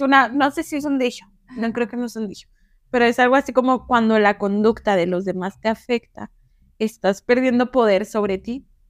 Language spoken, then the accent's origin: Spanish; northern Mexico, Mexico; puedo hablar golpeado o porque, no sé, y más porque soy del norte